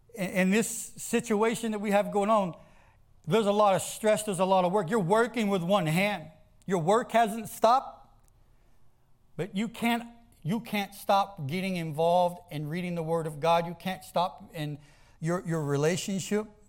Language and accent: English; the South, United States; I grew up in the South. I grew up in ag-, agriculture farms